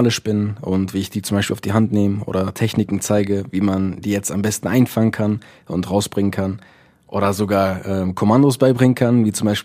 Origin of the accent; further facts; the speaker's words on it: Essen, North Rhine-Westphalia, Germany; ähm, ich komme aus Essen.